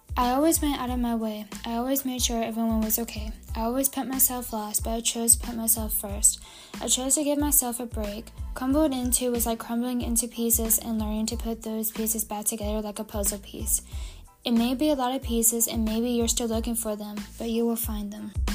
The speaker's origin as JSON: {"language": "English", "town": "Savannah", "region": "Georgia", "country": "United States", "tie": "born or raised there", "also_born_or_lived": "Mykolaiv, Ukraine", "said": "we moved to Savannah, Georgia"}